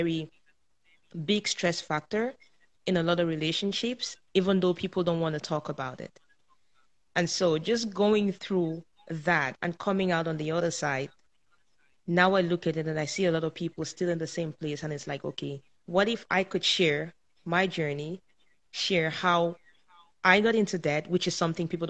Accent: Cameroon; moved away as an adult; now in Canada; I was born and raised in Africa, in a small country called Cameroon. And I moved over to Canada at the age of 24

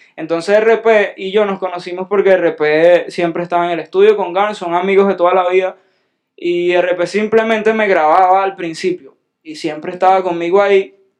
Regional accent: Venezuela; yo soy un venezolano

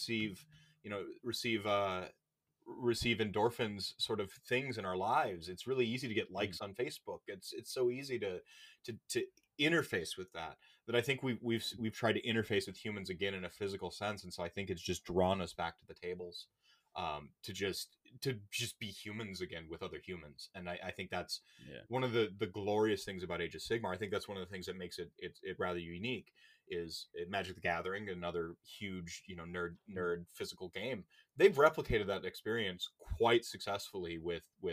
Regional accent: Milwaukee, Wisconsin, United States; moved away; I don't live in my hometown anymore. I don't live in Milwaukee where I just, you know, I love, where all my friends kind of are.

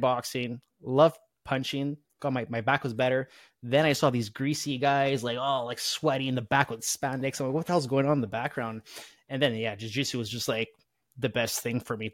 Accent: Canada; being Canadian

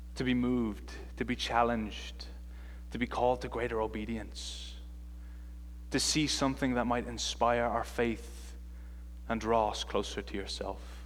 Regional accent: Ireland; moved away; I am from Ireland, and they don't teach you this accent at Calvin Seminary, that's for sure

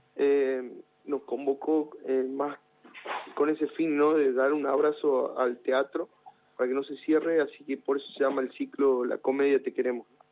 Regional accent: Jujuy, Argentina; la provincia de Jujuy, con mostrar eh, mi identidad, de dónde vengo

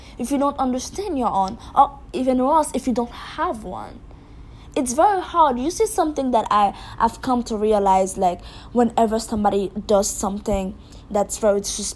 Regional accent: Haiti; I'm from Haiti

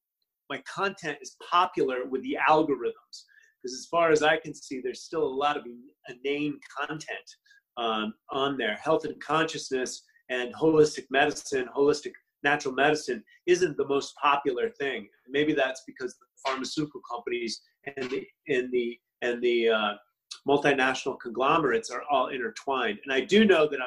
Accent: United States; also born or lived in Los Angeles; that's my right as an American.

